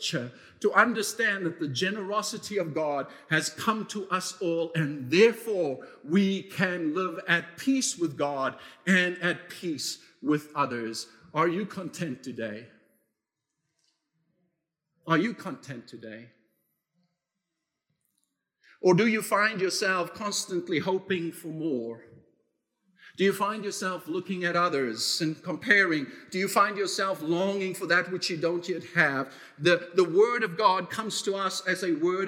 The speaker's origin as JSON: {"language": "English", "country": "South Africa", "tie": "born or raised there", "moved": "yes", "said": "my own experience of growing up in South Africa"}